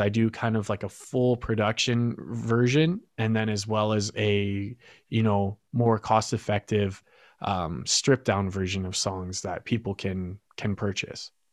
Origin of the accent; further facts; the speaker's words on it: Fort Saskatchewan, Alberta, Canada; I'm originally from Fort Saskatchewan